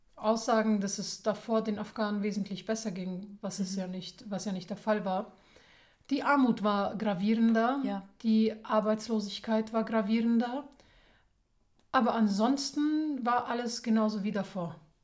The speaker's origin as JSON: {"language": "German", "country": "Germany", "said": "wir sind als deutsche Hilfsorganisation, als deutsche Frauen, also ganz groß geschrieben als Deutsche und Frauen"}